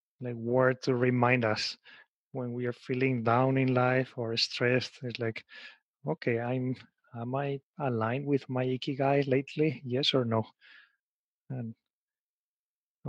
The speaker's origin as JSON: {"language": "English", "country": "Spain", "tie": "born or raised there", "moved": "as an adult", "lives_now": "Japan", "said": "I was raised and born in Spain"}